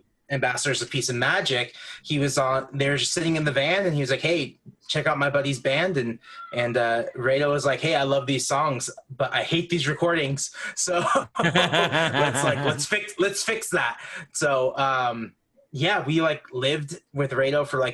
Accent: Santa Barbara, California, United States; I'm born and raised in Santa Barbara

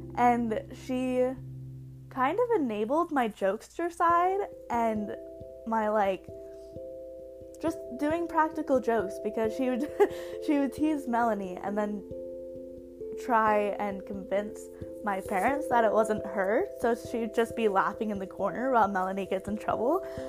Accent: Bountiful, Utah, United States; also born or lived in Orem, Utah; now in Provo, United States; grew up in Bountiful, Utah, in the Salt Lake area

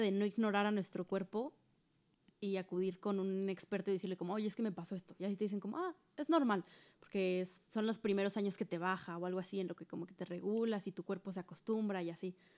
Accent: Hidalgo, Mexico; nosotras somos de Hidalgo

